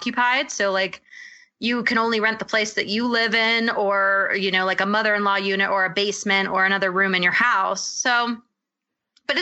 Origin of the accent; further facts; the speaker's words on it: Maui, Hawaii, United States; I'm actually from Hawaii. So I'm from Maui